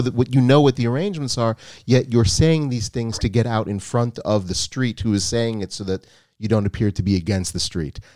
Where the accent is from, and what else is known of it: United States; born or raised there